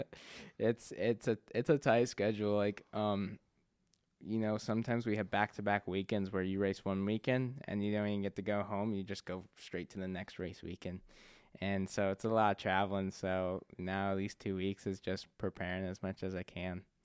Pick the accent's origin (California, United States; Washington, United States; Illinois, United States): Washington, United States; Spokane; I was born here in Spokane, so, um, you know, I love Spokane